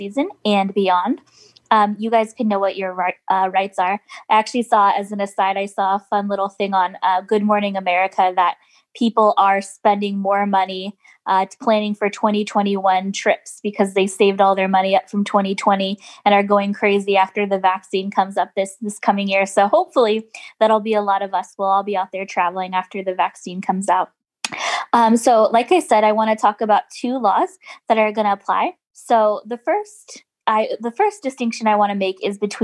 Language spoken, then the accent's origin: English; West Coast, United States; moved away; I'm from the West Coast